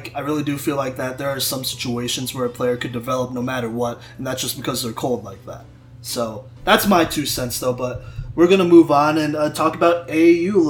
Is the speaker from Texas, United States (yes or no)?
yes; Texas, United States; I'm from Texas